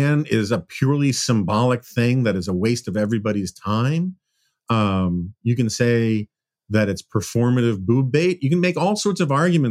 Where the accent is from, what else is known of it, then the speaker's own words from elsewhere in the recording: New York, United States; moved away; I spent my formative years growing up in New York